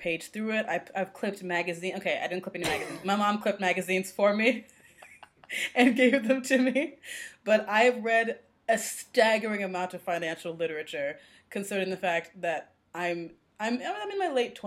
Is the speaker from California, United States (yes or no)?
no; Rochester, New York, United States; moved away as an adult; now in Costa Rica; I'm from Rochester, New York